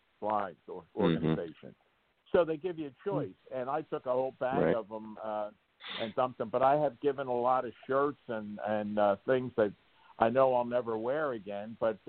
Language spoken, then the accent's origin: English; Jackson, Mississippi, United States; born there; I was born in Jackson, Mississippi, when he was down at Officer Candidate School.